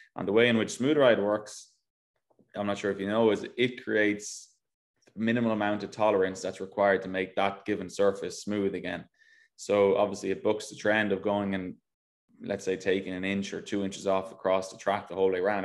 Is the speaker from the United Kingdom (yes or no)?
no; Ireland; moved away as an adult; now in United States; I go back home now, and people think I'm not Irish anymore